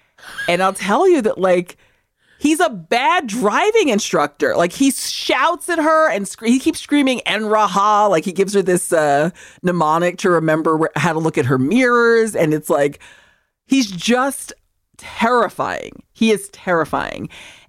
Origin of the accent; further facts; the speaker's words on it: Seville, Andalusia, Spain; Like, I'm from Sevilla, which you guys pronounce as Seville.